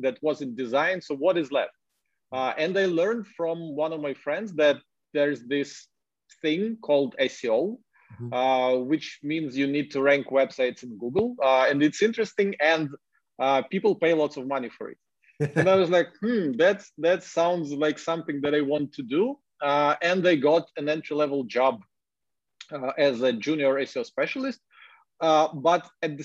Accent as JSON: {"language": "English", "country": "Ukraine", "second_language": "English", "said": "I'm a Ukrainian, but like, I enjoy blogging in English"}